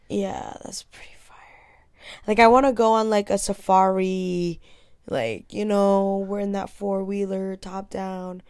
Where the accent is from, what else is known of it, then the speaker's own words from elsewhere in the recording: Hong Kong; moved away; I grew up in Hong Kong